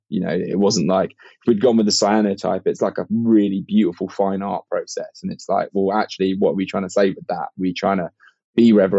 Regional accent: United Kingdom; I have got Irish heritage myself, but like I'm a Brit

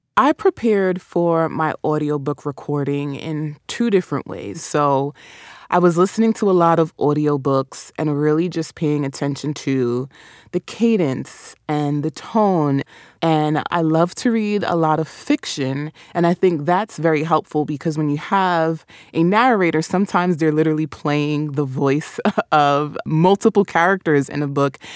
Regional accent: New York, United States; accent: New York; Caribbean; also born or lived in Caribbean; my New York accent

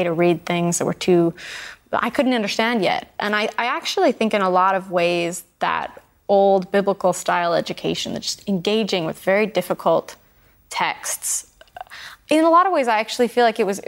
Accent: Idaho, United States; moved away; When I go home to Idaho

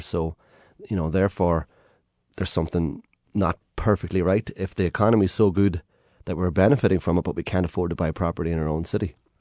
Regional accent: Ireland; I'm an Irish man and, you know, I've come from a background where growing up, we literally had not very much.

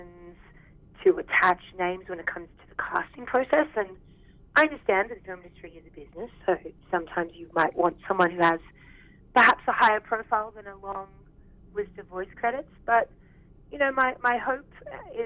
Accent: Australia; accent: Aussie; now in Vancouver, Canada; I was Australian

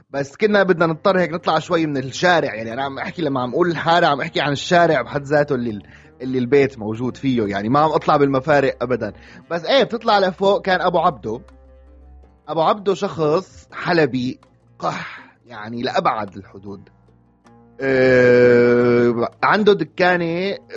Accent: Aleppo, Aleppo Governorate, Syria; لانه هو فعلا البيت هلا هو كحي كان ضمن حي سيف الدوله آه، بحلب

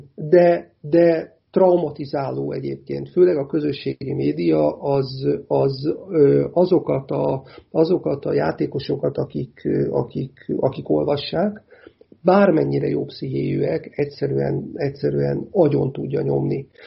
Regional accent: Hungary; én ugye akkor is magyar vagyok, ha nyerünk, meg akkor is magyar vagyok, ha, ha vesztünk

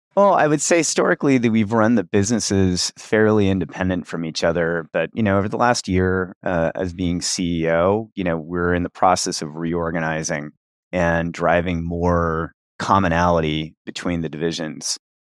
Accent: Cincinnati, Ohio, United States; I started playing D and D when I was around ten or eleven in Cincinnati, Ohio, my hometown.

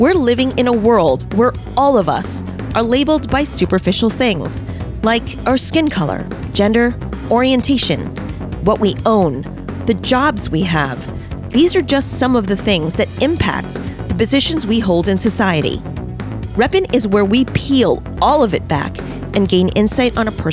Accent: New York City, New York, United States; I'm from New York, one of the boroughs of New York

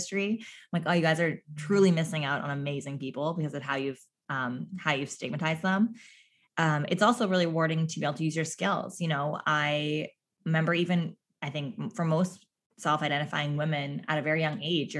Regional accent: Newfoundland and Labrador, Canada; accent: Newfie; There's my newfie accent really coming

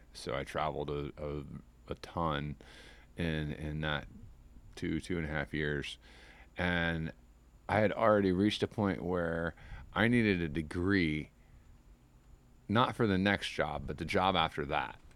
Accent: Midwest, United States; moved away as an adult; now in Tampa Bay, United States; I grew up in the Midwest

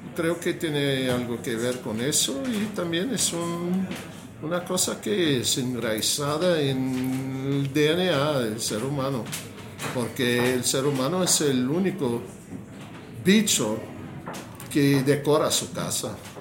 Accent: United States; Spanish is a second language; moved away; also born or lived in Mexico; no me sentía cómodo con mi país, no me sentía cómodo con mi, con mi cultura como yankee, como norteamericano. No me sentía cómodo, yo sentí, ¿qué carajo? Yo nací aquí

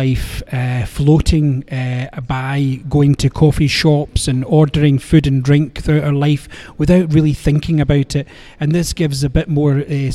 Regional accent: Scotland, United Kingdom; being Scottish, I came to whiskey very early when I was young, as part of family tradition

